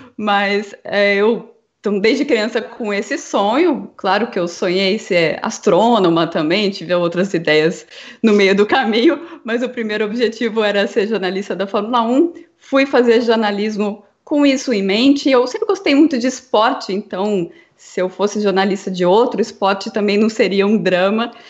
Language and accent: Portuguese; interior of São Paulo, Brazil; Eu sou de, do interior de São Paulo